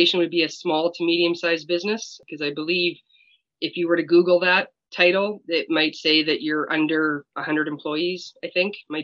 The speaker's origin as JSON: {"language": "English", "region": "Saskatchewan", "country": "Canada", "said": "I am from Saskatchewan, Canada"}